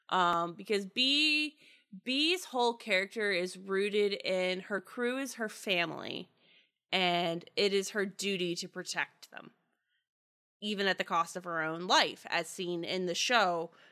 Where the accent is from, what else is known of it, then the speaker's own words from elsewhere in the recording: Pittsburgh, Pennsylvania, United States; accent: Yinzer/Pittsburgh; Oh, that's when my Yinzer accent comes out, my Pittsburgh accent.